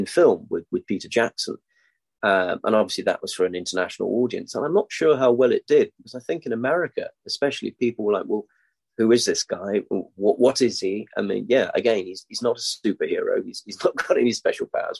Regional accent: Denmark; I grew up in Denmark.

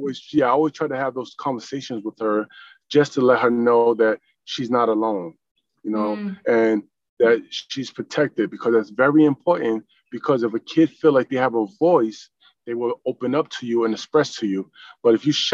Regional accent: New York, United States; also born or lived in Greenville, North Carolina; now in South Carolina, United States; I was born in North Carolina, I was raised in New York

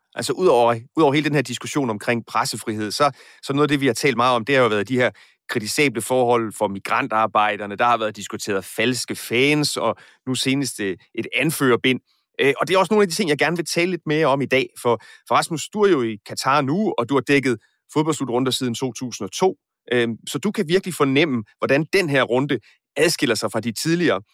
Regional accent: Aarhus, Central Denmark Region, Denmark; Nu er jeg selv fra Aarhus

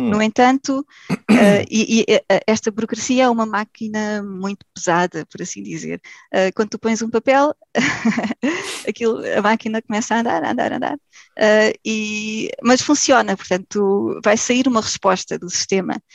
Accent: Portugal; moved away as an adult; now in Germany; sou portuguesa, okay. vivo na Alemanha há cerca de 15 anos

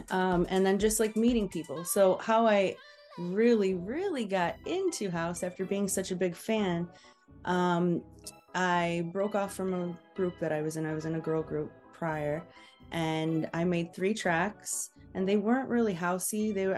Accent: Detroit, Michigan, United States; moved away; I've been a fan since I was, a teenager. I grew up in Detroit

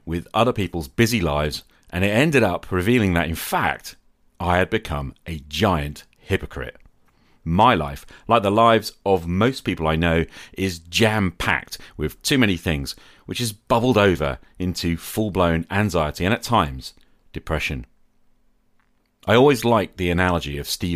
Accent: United Kingdom; I'm a British high school teacher

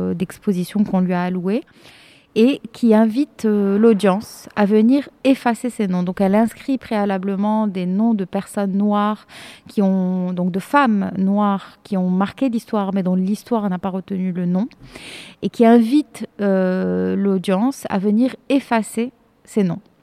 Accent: Morocco; moved away as an adult; also born or lived in France; je suis marocaine euh, j'ai grandi enfin je suis née j'ai grandi au Maroc de famille de parents marocains

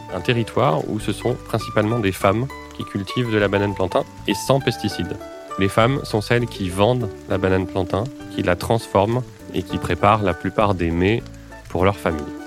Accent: France; chez nous en France

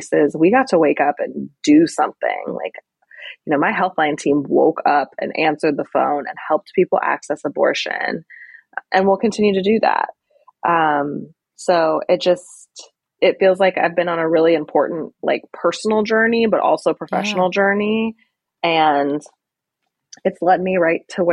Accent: California, United States; moved away as an adult; also born or lived in Washington, D.C.; I'm originally from California

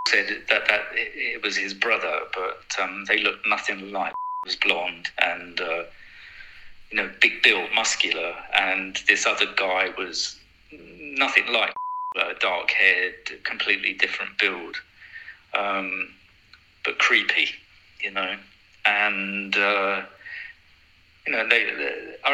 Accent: London, United Kingdom; I was from South London

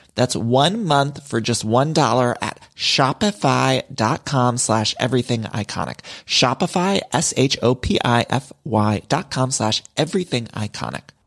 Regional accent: Ohio, United States; also born or lived in Chicago; now in Los Angeles, United States; I'm from Ohio

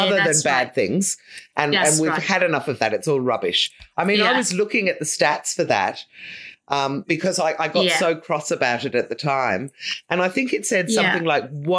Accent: Ireland; now in Australia; I come from Ireland

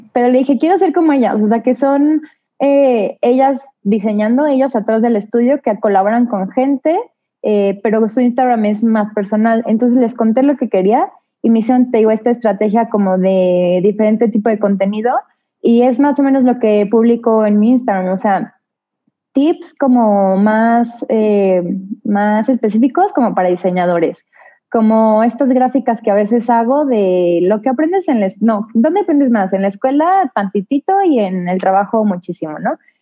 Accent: Mexico; also born or lived in Querétaro / Mexico City; yo soy mexicana

